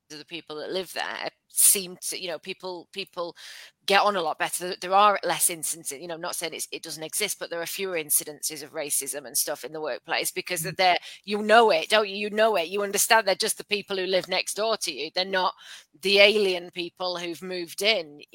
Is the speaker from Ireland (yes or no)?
no; London, United Kingdom; also born or lived in Leyland; now in Bacup, United Kingdom; I was born in Hackney and brought up there